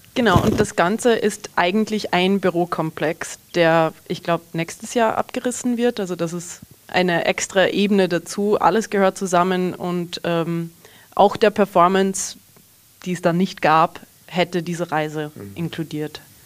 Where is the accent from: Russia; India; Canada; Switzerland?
Canada; also born or lived in Southern Burgenland, Austria; now in Austria; ich bin in Kanada aufgewachsen, meine ganze Familie kommt aus einem kleinen Dorf in Südburgenland, Österreich